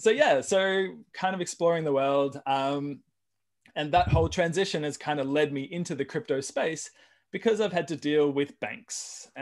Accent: Australia; now in United States; And, you know, we came from Australia, we owned property in Australia.

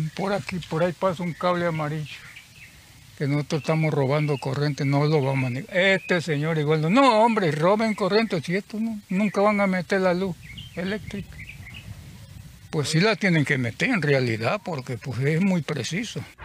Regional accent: Tabasco, Mexico; moved away as an adult; yo soy de Tabasco, de Tiapa, Tabasco, Tiapa, Tiapa, Tiapa. De ahí vengo yo

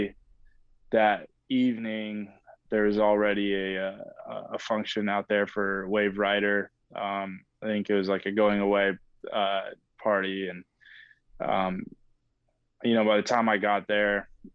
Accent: San Diego, California, United States; moved away as an adult; now in Boston, United States; I'm from San Diego, grew up out there, basically live in Boston now

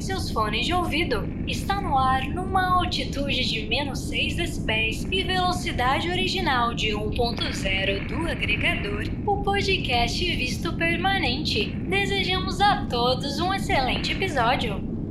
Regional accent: Brazil; now in Canada; aqui no Canadá, quando eu falo que eu sou brasileira

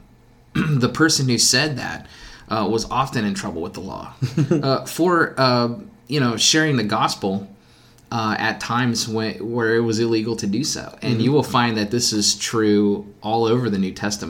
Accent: United States; we're American

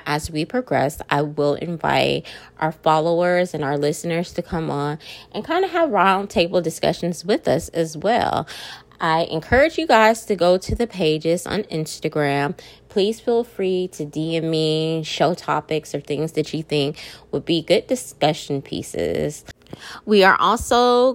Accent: Austin, Texas, United States; I'm from Austin, Texas

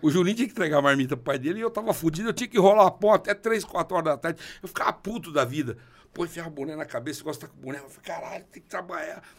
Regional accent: Vila Parecida, São Paulo, Brazil; moved away as an adult; now in Piracicaba, Brazil; Vila Parecida é minha vila. É onde eu fui criado com, com pai e mãe semi-analfabeto

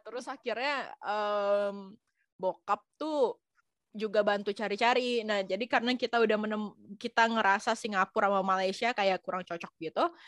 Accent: Batam, Riau Islands, Indonesia; moved away as an adult; also born or lived in Jakarta; now in France; gua aslinya Batam. Gua tuh dari Batam

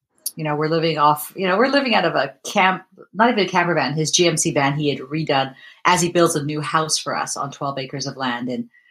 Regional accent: Vancouver, British Columbia, Canada; I am from Vancouver, British Columbia, and it is about 10:45 in the morning.

